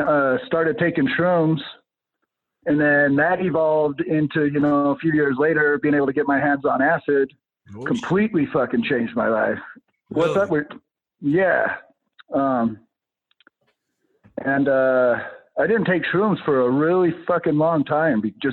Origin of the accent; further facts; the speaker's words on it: Roosevelt, Utah, United States; I grew up out there in the Uinta Basin.